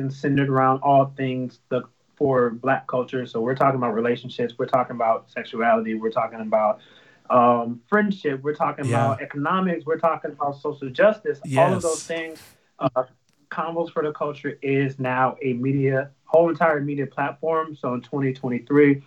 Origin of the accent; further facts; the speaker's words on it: Chicago, Illinois, United States; born and raised in Chicago, Illinois